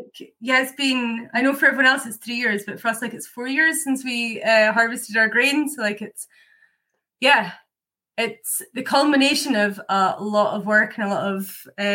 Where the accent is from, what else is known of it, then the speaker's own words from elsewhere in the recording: Scotland, United Kingdom; accent: Scottish; now in Ireland; Yep, I grew up in Scotland. I've got a very confused Scottish accent, though, because I lived in 9 places by the time I was 18.